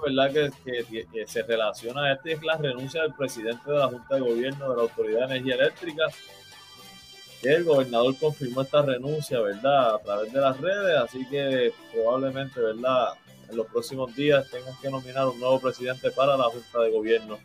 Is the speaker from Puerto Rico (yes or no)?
yes; Puerto Rico; como todo puertorriqueño